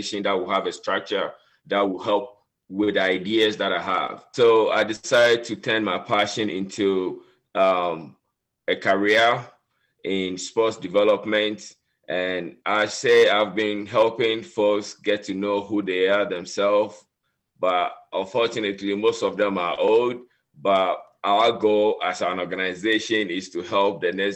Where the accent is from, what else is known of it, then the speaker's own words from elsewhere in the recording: Ghana; moved away as an adult; now in United States; I grew up in West Africa, Ghana